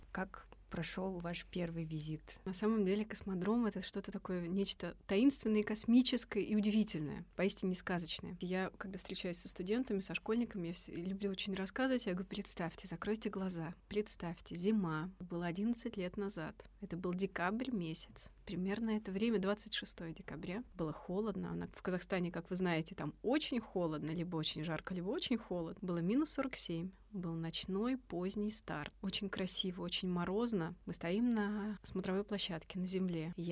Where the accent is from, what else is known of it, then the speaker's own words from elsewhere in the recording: Ryazan, Ryazan Oblast, Russia; now in Korolyov, Russia; Много лет назад я приехала из Рязани и поселилась в городе Королёв.